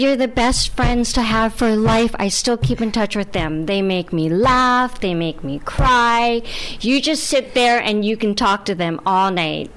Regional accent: Hawaii, United States; I'm from Hawaii

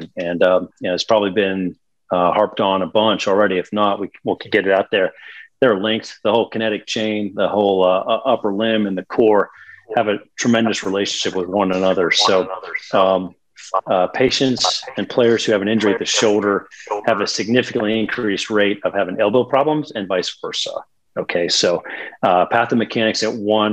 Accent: Pittsburgh, Pennsylvania, United States; moved away as an adult; also born or lived in Virginia / Charlotte, North Carolina / Birmingham, Alabama; originally born and raised in Pittsburgh, Pennsylvania

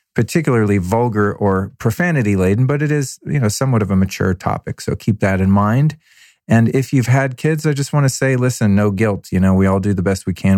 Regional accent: United States; as an American man

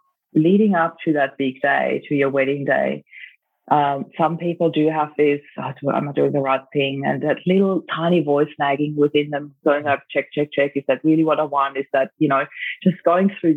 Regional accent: Austria; moved away as an adult; also born or lived in Germany; now in Australia; I grew up in Austria and lived in Germany for about 7 years as well, then back to Austria. And then I moved to Australia for good in 2004

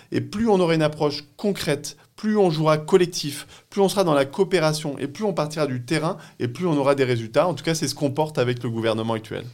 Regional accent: Pas-de-Calais, Hauts-de-France, France; je suis né dans le Pas-de-Calais, enfin j'ai grandi dans le Pas-de-Calais

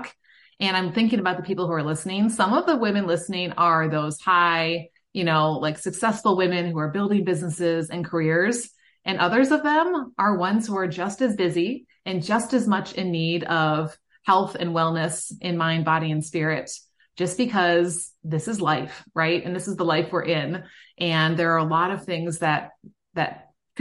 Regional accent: Midwest, United States; I'm from the Midwest

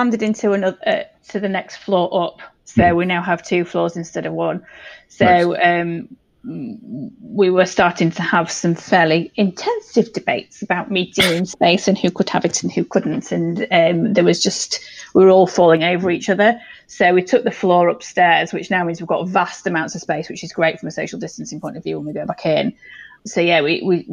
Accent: York, Yorkshire and the Humber, United Kingdom; I was born in York, so I mean, I'm very much a Yorkshire girl

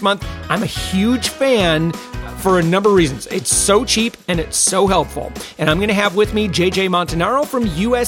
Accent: Orlando, Florida, United States; my hometown, Orlando, Florida

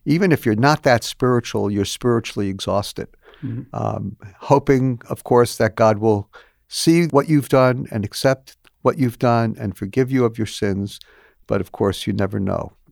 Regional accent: New York City, New York, United States; Growing up in New York City, my family belonged to a larger synagogue

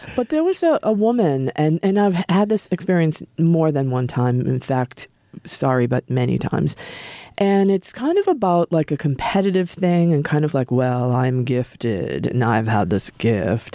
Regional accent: Norwood, Massachusetts, United States; moved away as an adult; also born or lived in Norfolk / California; I'm a local person. I grew up in Norwood

